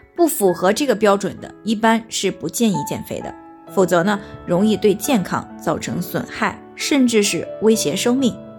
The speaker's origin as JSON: {"language": "Chinese", "country": "China", "said": "我们中国人"}